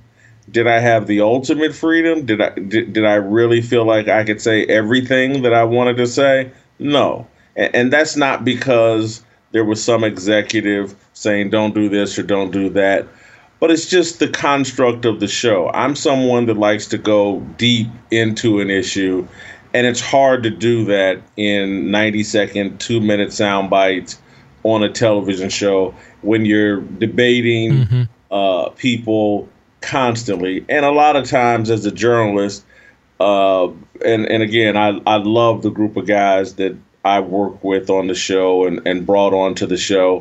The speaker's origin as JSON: {"language": "English", "country": "United States", "said": "I'm a Christian. I'm an American."}